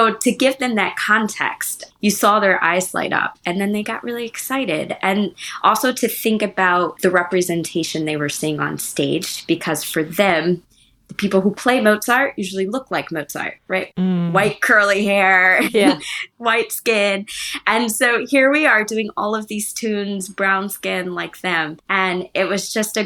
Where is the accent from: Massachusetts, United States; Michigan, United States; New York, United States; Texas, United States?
Michigan, United States; Lansing; I grew up in Lansing, Michigan.